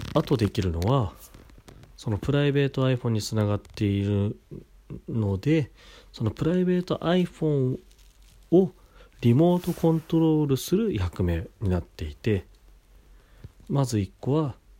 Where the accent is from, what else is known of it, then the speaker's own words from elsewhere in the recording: Kashiwa, Chiba, Japan; 柏市の僕の地元